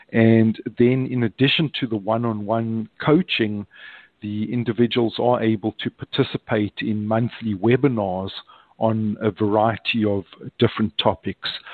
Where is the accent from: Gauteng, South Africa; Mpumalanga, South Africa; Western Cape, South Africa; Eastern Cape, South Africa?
Gauteng, South Africa; Johannesburg; moved away as an adult; now in United States; I'm originally from Johannesburg in South Africa, moved to the United States in 1987